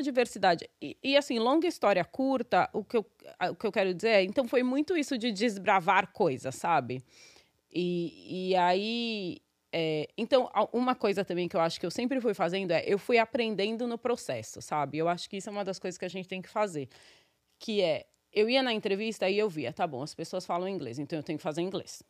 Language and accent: Portuguese; São Paulo, Brazil; born or raised there; moved away as an adult; now in New York, United States